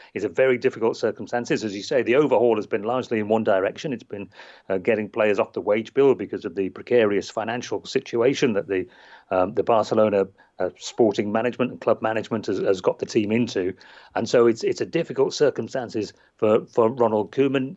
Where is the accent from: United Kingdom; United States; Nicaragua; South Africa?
United Kingdom; England; as we say in England